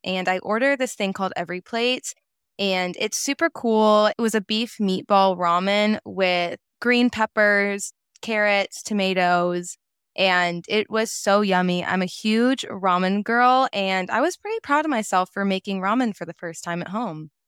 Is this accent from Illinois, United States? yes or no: no; Nashville, Tennessee, United States; now in Chattanooga, United States; I was born and raised in Nashville, Tennessee, moved to Chattanooga, Tennessee back in 2019 for college.